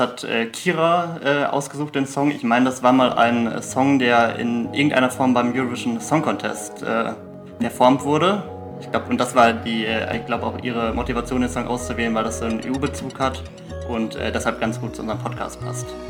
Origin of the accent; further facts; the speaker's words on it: Germany; Deutscher bin ich ja in jedem Fall